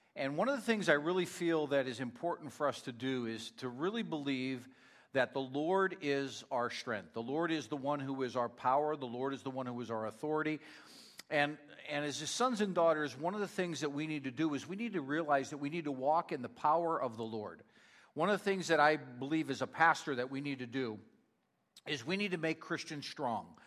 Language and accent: English; Northeast Pennsylvania, United States; moved away; I'm from Northeast Pennsylvania, so uh, Rhonda always teases me uh, that I say strength wrong